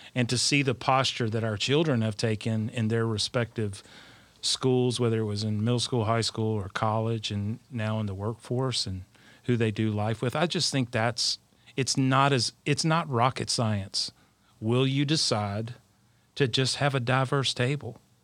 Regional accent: South Alabama, United States; I'm from South Alabama, the heart of Dixie.

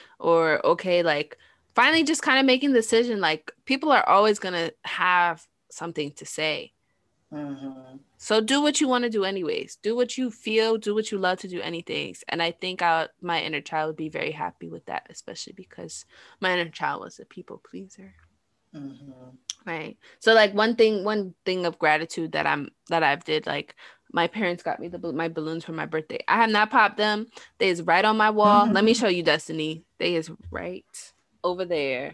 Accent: New York, United States; growing up in New York

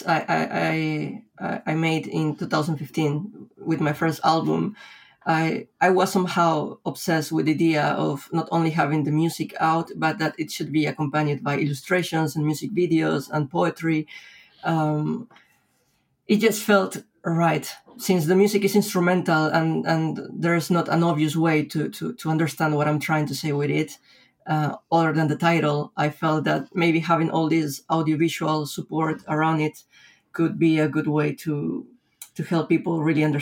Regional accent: Lima, Peru; moved away as an adult; also born or lived in Europe; my hometown

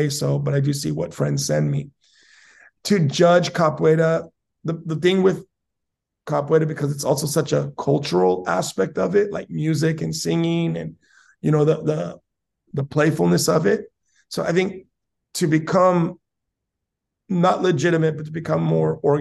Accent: San Diego, California, United States; moved away as an adult; now in Japan; as a child, also, I grew up in South San Diego

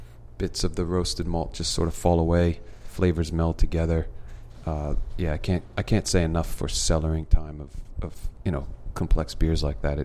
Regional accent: East Coast, United States; I grew up on the East Coast, and when I visit, I'm usually on the East Coast

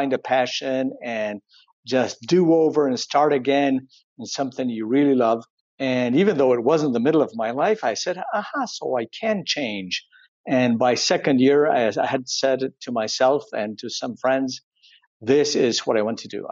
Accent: Córdoba, Argentina; moved away as an adult; also born or lived in Silicon Valley, United States; I was raised in Cordoba, in Argentina

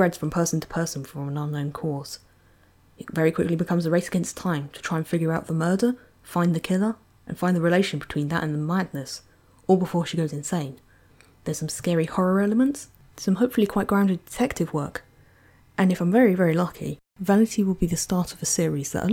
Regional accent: Essex, East of England, United Kingdom; I am from Essex in England.

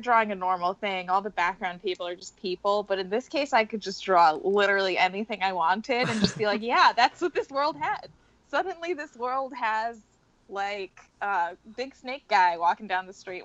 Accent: New York, United States; As a New Yorker

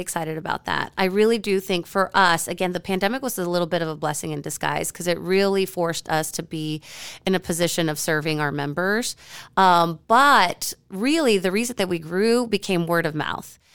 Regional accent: San Antonio, Texas, United States; also born or lived in Austin / Washington, D.C. / Midwest; now in Fort Worth, United States; San Antonio, my hometown

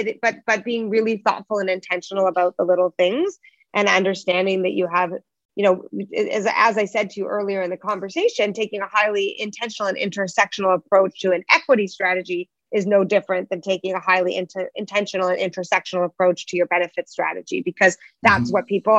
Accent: Toronto, Ontario, Canada; most of our business is in the U.S., although we are born and raised in Toronto.

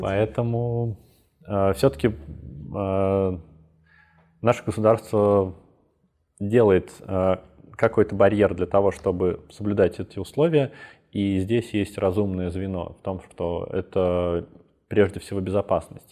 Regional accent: Belarus; Я из Беларуси, у меня много там друзей

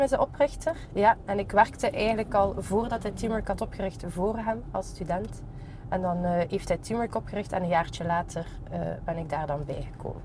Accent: Ghent, Flanders, Belgium; Ik ben ook zelf van Gembruggen afkomstig

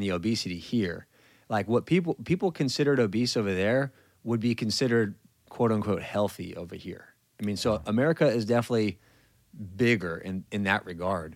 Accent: California, United States; moved away as an adult; I'm from California

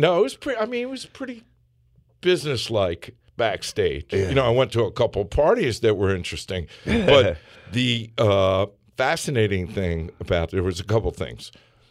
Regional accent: Philadelphia, Pennsylvania, United States; growing up in Philly

